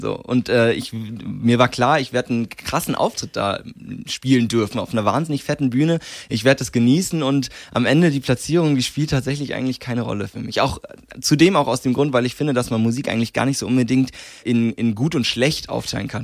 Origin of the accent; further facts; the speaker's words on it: Landsberg am Lech, Bavaria, Germany; bis ich 15 war, ähm, habe ich in Issing gewohnt. Das ist nochmal ein ganz, ganz kleines Dorf in der Nähe von Landsberg.